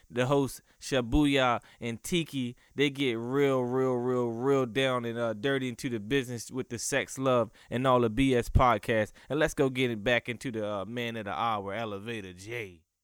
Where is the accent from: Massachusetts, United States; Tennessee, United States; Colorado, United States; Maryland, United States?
Maryland, United States; I'm from Maryland.